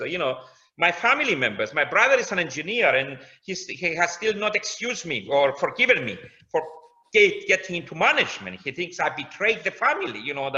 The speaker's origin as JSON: {"language": "English", "country": "Cyprus", "moved": "as an adult", "lives_now": "London, United Kingdom", "said": "I come from Cyprus."}